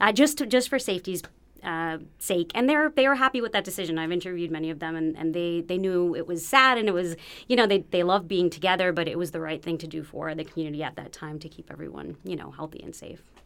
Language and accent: English; Springfield, Massachusetts, United States; I was born in Springfield in the North End